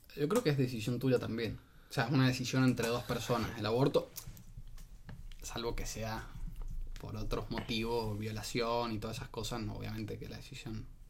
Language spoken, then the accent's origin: Spanish; Mendoza, Argentina